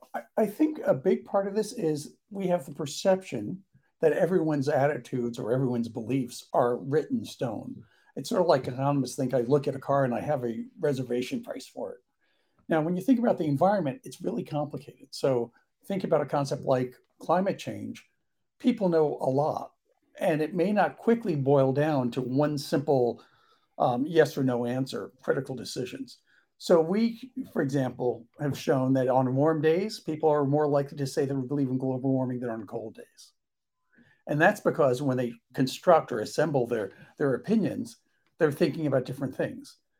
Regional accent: New York, United States; being a New Yorker, driving cabs

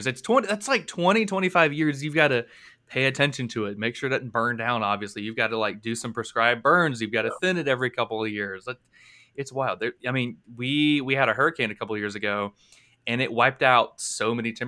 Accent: Blountstown, Florida, United States; born and raised in Bluntstown, Florida, which is an hour from Panama City

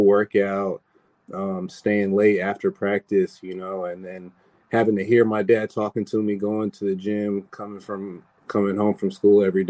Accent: San Bernardino, California, United States; I'm from the Inland Empire, grew up in the San Bernardino area

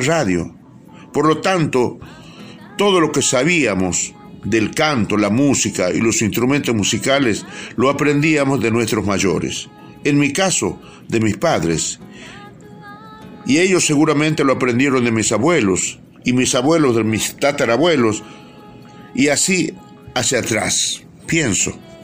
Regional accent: Purmamarca, Jujuy, Argentina; nací hace 75 años en Chalala, localidad de Purmamarca, provincia de Jujuy

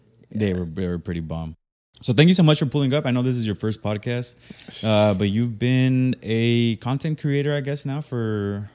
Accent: California, United States; Yeah, I'm from Mid-Cal.

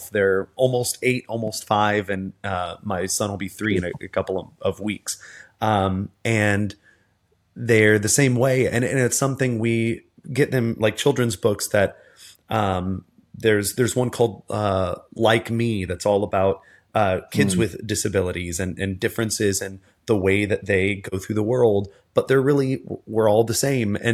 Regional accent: the South, United States; I remember as a as a kid and as a teenager, again growing up in the South with a parent who's a police officer, a brother's who's a police officer.

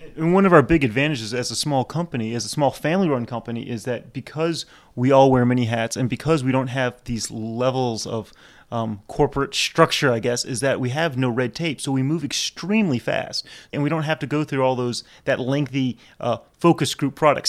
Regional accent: New Orleans, Louisiana, United States; my mom's German Jew, my dad's Hungarian, and I was born here, but, yeah, I'm not, definitely not Cajun

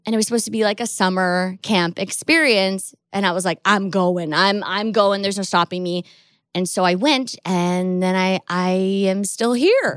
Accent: Seattle, Washington, United States; I grew up in Seattle

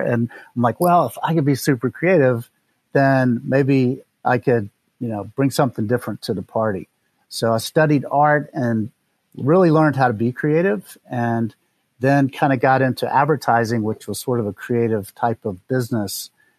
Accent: North Carolina, United States; also born or lived in Tennessee / Mississippi / New York City; I was born in Charlotte, North Carolina, in the United States. And we moved around a fair amount growing up. So we lived in North Carolina. Then we lived in Tennessee and Mississippi, back to North Carolina.

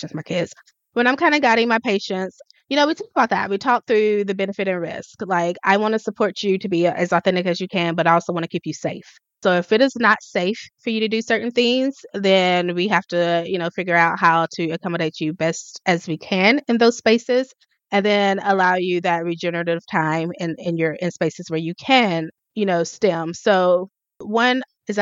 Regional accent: the South, United States; I'm from the South. I say y'all.

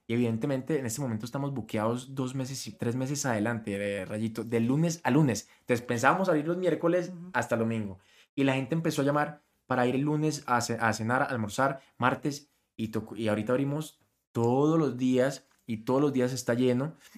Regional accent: Colombia; siendo colombiano.

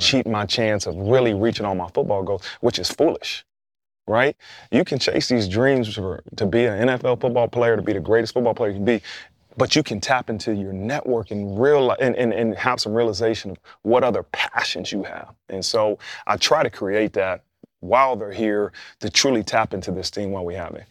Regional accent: Dayton, Ohio, United States; moved away as an adult; I grew up in Dayton, Ohio, which is about fifty minutes outside of Columbus, Ohio

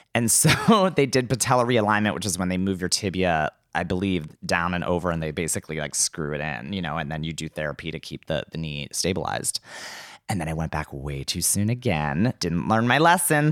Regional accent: McDonald, Pennsylvania, United States; moved away; I'm originally from McDonald, Pennsylvania

